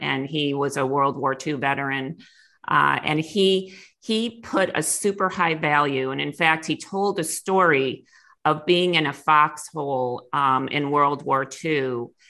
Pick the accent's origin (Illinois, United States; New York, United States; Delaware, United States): New York, United States; Clarence; moved away; I grew up in outside of Buffalo, New York, in a little town called Clarence